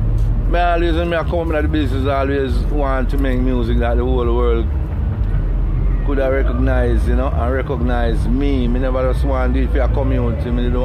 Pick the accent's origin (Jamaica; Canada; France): Jamaica; Rock Hall, Saint Andrew; I'm from St. Andrew, you know, Raka, St. Andrew.